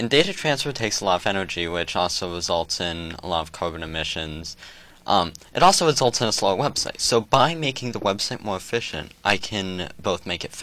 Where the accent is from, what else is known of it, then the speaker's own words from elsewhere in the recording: United States; I am an American